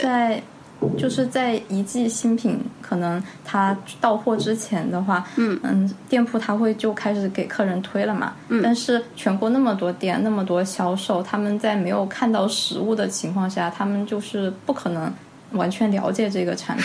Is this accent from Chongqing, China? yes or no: yes; Chongqing, China; 我是重庆